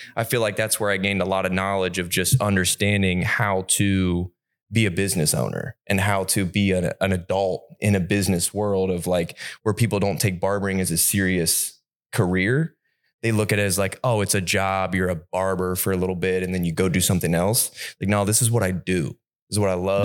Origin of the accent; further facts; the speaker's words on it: Pataskala, Ohio, United States; I'm from Pataskala